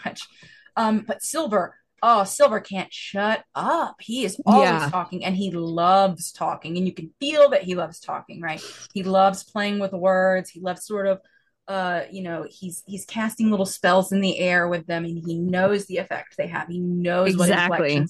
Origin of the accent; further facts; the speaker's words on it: the South, United States; accent: Southern; my accent's still a Southern accent